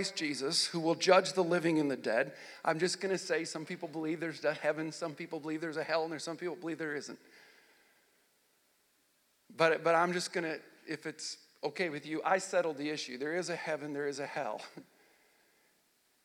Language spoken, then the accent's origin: English; Nebraska, United States; also born or lived in Michigan / Wilber-Clatonia, Nebraska / O'Neill, Nebraska / Texas; I grew up in Nebraska, born in Michigan. I was raised in a little town outside of Lincoln called Wilbur Claytonia, a little community there. When I got to sixth grade, we moved to O'Neill, Nebraska